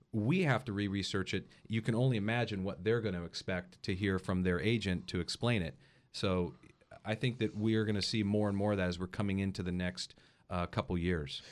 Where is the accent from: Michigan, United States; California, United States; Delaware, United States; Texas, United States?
California, United States; Paso Robles; also born or lived in Hawaii; growing up in Paso, I've fallen in love with the North County